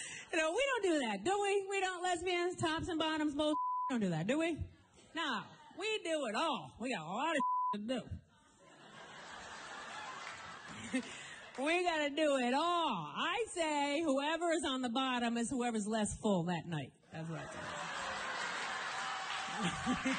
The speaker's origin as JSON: {"language": "English", "region": "Rhode Island", "country": "United States", "tie": "born or raised there", "said": "I grew up in Rhode Island, a little roadie"}